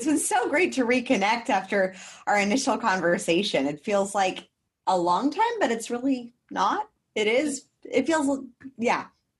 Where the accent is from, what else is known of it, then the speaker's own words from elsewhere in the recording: Los Angeles, California, United States; now in Queensland, Australia; Especially someone from my hometown.